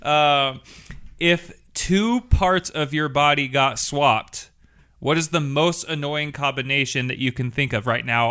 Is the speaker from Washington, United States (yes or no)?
yes; Washington, United States; I am from Washington State